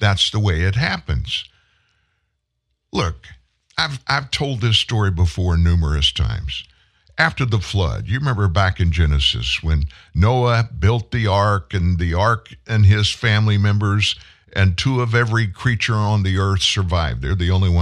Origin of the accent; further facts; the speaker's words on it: South Louisiana, United States; I'm from South Louisiana, sugar cane, rice.